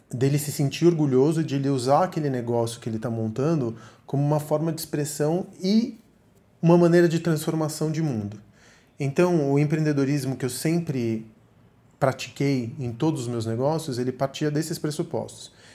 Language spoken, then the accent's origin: Portuguese; Argentina; moved away; also born or lived in Miami / Sweden / São Paulo; Eu sou argentino